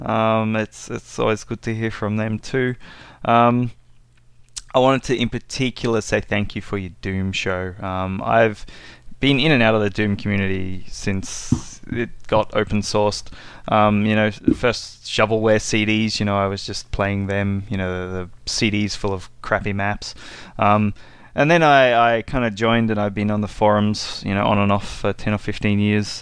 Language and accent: English; Australia; I'm from Australia